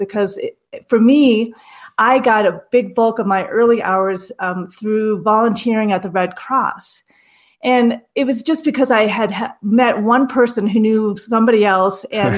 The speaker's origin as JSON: {"language": "English", "region": "Minnesota", "country": "United States", "tie": "born or raised there", "accent": "Minnesota", "said": "growing up in Minnesota, when we had career day, we were actually separated"}